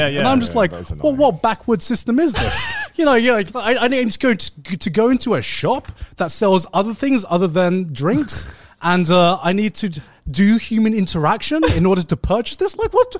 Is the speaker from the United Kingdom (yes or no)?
yes; Brighton, South East England, United Kingdom; moved away as an adult; now in Tokyo, Japan; walk around Brighton again, around town, because it's been quite a while since I've been in my hometown.